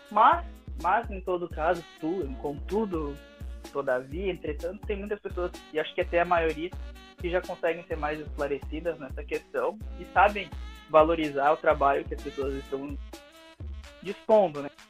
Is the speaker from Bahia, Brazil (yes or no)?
no; Santa Maria, Rio Grande do Sul, Brazil; É, eu sou aqui de Santa Maria